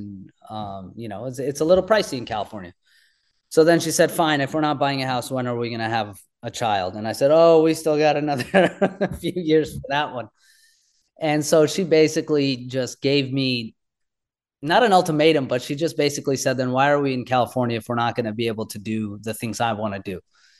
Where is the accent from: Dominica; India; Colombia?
India; this is who I am. I'm Indian.